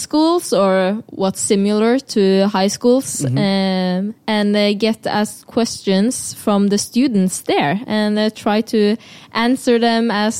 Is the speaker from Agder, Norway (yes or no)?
yes; Konsmo, Agder, Norway; English is a second language; now in Oslo, Norway; I'm original from Konsmo. It's a really small town in the south of Norway.